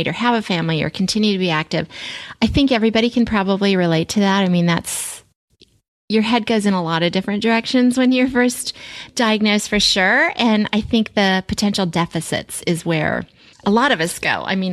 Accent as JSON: {"language": "English", "town": "Springfield", "region": "Virginia", "country": "United States", "tie": "born or raised there", "also_born_or_lived": "Alexandria, Virginia / Centreville, Virginia / Fairfax, Virginia", "said": "I grew up in Springfield and I lived in Alexandria and Centerville and Fairfax and all over there"}